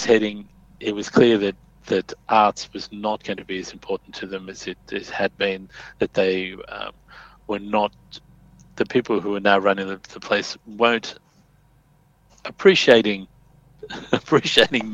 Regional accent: Sydney, New South Wales, Australia; I grew up in Fairfield, Bankstown area

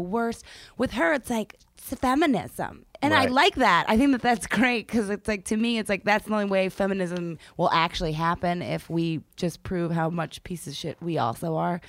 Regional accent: Philadelphia, Pennsylvania, United States; I'm from Philadelphia.

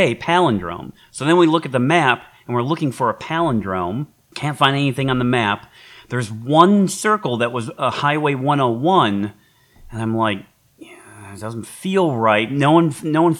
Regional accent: Detroit, Michigan, United States; in Michigan, growing up in Detroit

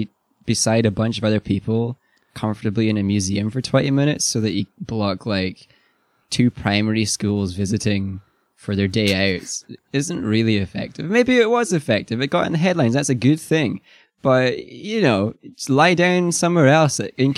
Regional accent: Scotland, United Kingdom; So we're Scottish, we don't know.

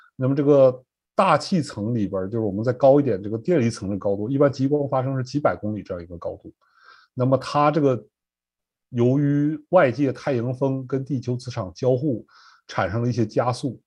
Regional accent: Northeast China, China; moved away as an adult; now in Norfolk, United States; 我是东北长大吧，因为冬天没有什么青菜，都习惯了，吃这个白菜、萝卜

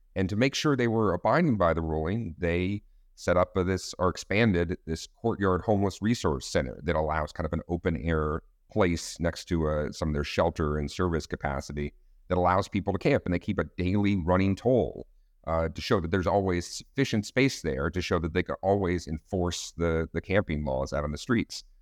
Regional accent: Austin, Texas, United States; Austin, Texas, uh, my hometown

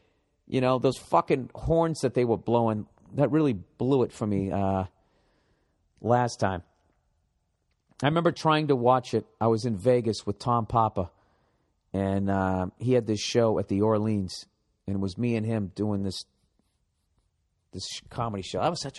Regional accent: Birmingham, West Midlands, United Kingdom; By the way, I'm from Birmingham, England, and I support Aston Villa.

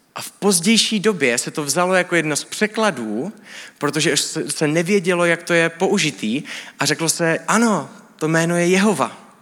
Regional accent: Czechia; my jako Evropani, jako Češi

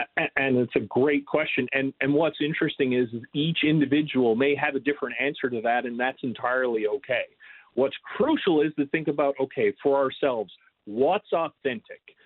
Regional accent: Newfoundland and Labrador, Canada; moved away; I'm from Newfoundland, Canada originally, so right on the water

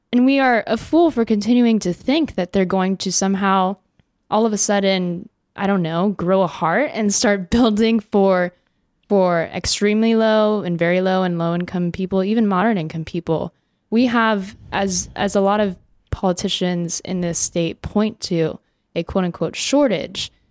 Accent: Long Beach, California, United States; I grew up in Long Beach, California for, up until I was eighteen

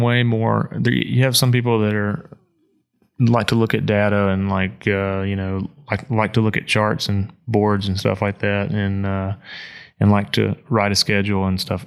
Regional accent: Mississippi, United States; moved away; I'm not, I'm not from Appalachia. I'm from Mississippi

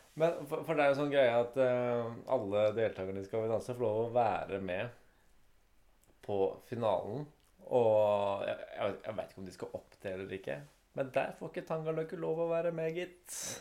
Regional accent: Norway; fordi vi er norsk.

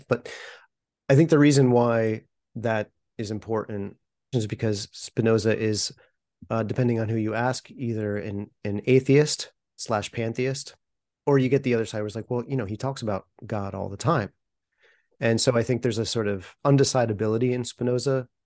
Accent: United States; as an American

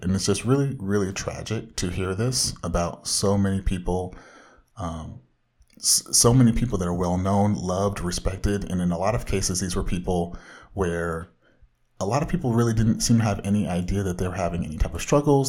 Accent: Orange County, Southern California, United States; bona fide comic book fanatic from the widest part of Southern California

